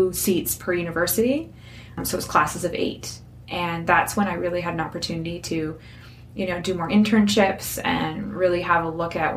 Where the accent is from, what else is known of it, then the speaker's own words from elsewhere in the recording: Moncton, New Brunswick, Canada; I was born and raised in Moncton, went away a little bit for school